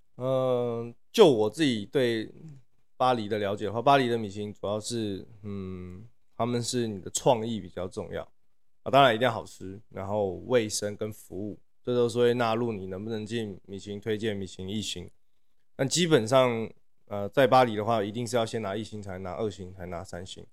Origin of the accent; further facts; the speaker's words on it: Taipei, Taiwan; moved away as an adult; also born or lived in Shanghai, China / Paris, France; 我是台北人。然后这两年才刚从国外回来台湾